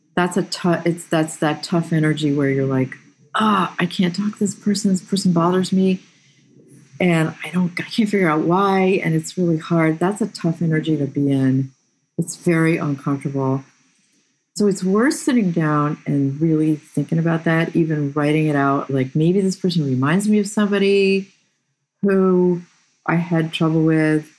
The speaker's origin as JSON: {"language": "English", "town": "Boston", "region": "Massachusetts", "country": "United States", "also_born_or_lived": "Slovakia", "moved": "as an adult", "lives_now": "West Coast, United States", "said": "I come from the Boston area"}